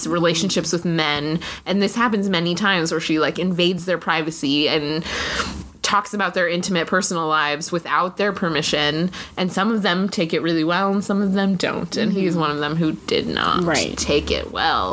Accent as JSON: {"language": "English", "region": "Arizona", "country": "United States", "tie": "born or raised there", "also_born_or_lived": "Elizabeth, New Jersey", "moved": "yes", "lives_now": "Boston area, United States", "said": "I grew up in Arizona"}